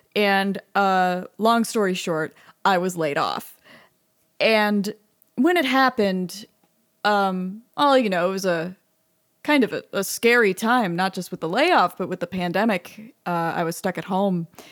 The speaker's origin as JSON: {"language": "English", "town": "Austin", "region": "Texas", "country": "United States", "tie": "born or raised there", "said": "I was at U T and I grew up in Austin"}